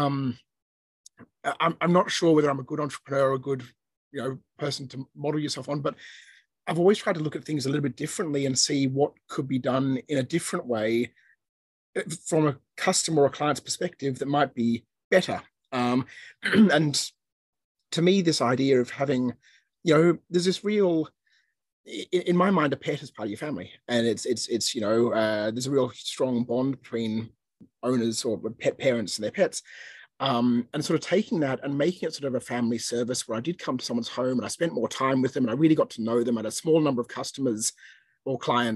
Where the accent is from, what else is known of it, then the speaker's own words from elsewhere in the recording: Australia; moved away as an adult; now in Hong Kong; we worked for a year in Australia, where I grew up